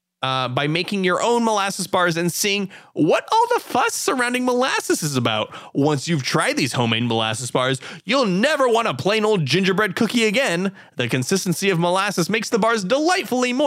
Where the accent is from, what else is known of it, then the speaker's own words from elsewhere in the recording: United States; as an American